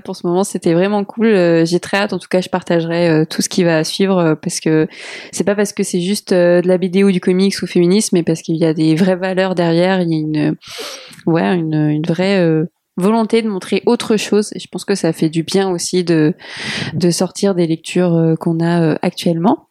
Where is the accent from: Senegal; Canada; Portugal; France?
Portugal; je suis portugaise